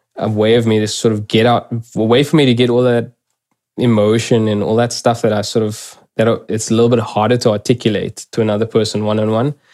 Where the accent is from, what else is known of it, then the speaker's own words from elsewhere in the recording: South Africa; first language English; me as a South African